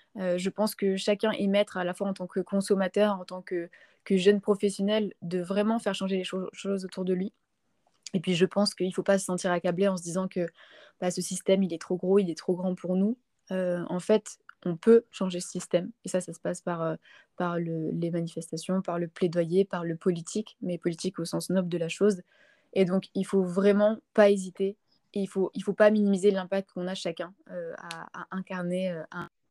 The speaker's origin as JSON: {"language": "French", "town": "Montpellier", "region": "Occitania", "country": "France", "tie": "born or raised there", "said": "Je suis née à Montpellier"}